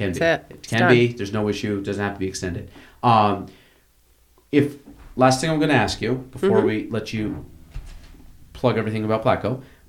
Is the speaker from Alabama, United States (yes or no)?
no; Chazy, New York, United States; I'm from Shazy